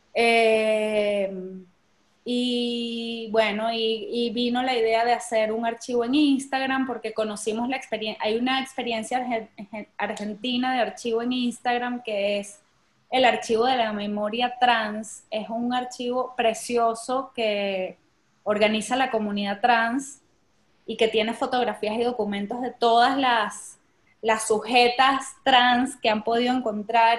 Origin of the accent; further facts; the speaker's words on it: Venezuela; nosotros como venezolanos